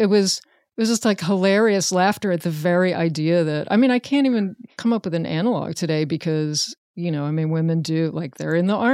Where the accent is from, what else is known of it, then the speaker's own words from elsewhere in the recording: Richmond, Virginia, United States; Richmond. It? Yeah, Virginia. Richmond, Virginia.